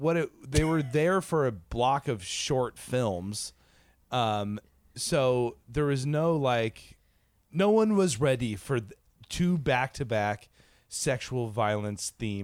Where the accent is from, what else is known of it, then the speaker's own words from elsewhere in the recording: New York, United States; moved away; I was born out here. This is my hometown.